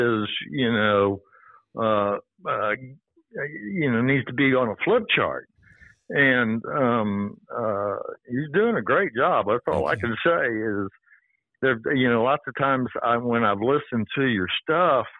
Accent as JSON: {"language": "English", "town": "Dallas", "region": "Texas", "country": "United States", "tie": "born or raised there", "said": "I was born in a very affluent family in Dallas, in Highland Park, with a silver spoon"}